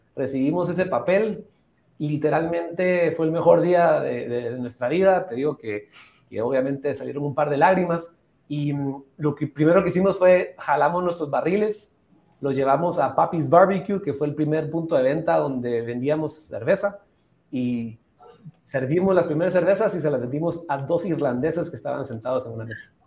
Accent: Antigua Guatemala, Sacatepéquez, Guatemala; also born or lived in Atlanta, Georgia; Yo habiendo nacido y crecido en Antigua Guatemala

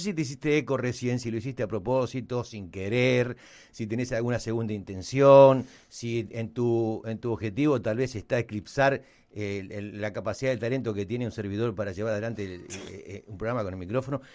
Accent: Argentina; Somos argentinos

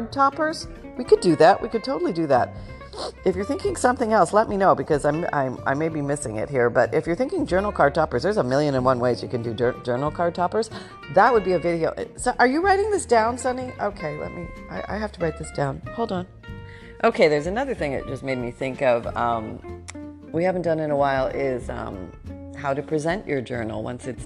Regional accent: Canada; I was born in Canada right when we were going through the changeover.

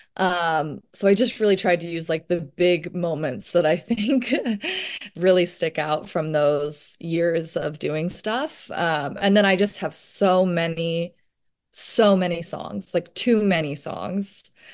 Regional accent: Virginia, United States; growing up in Virginia

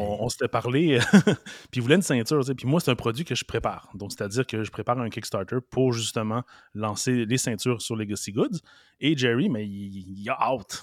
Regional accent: Montreal, Quebec, Canada; je suis né à Montréal, Verdun

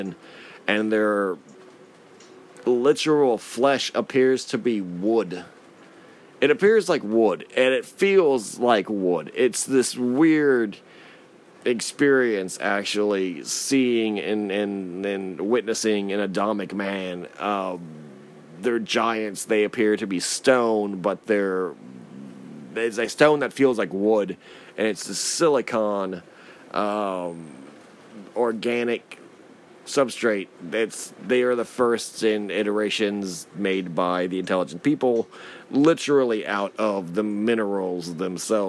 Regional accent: United States; as an American

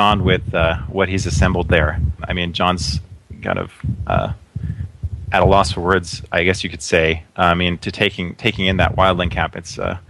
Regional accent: California, United States; And I'm from California. I live in Southern California.

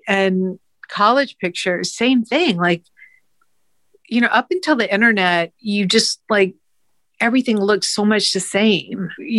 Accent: St. Simons Island, Georgia, United States; moved away; I'm from St. Simons Island.

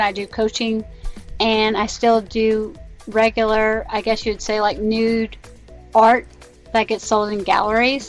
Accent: United States; I'm an American and I live in America in the year 2017

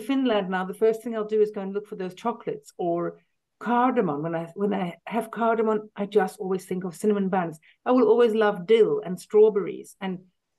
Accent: South Africa; moved away; also born or lived in London, United Kingdom; I was born in London, but we lived in South Africa then from when I was about four.

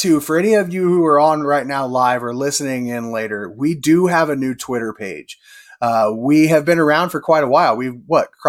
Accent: Iowa, United States; I'm from Iowa, so I'm just north of Kansas City.

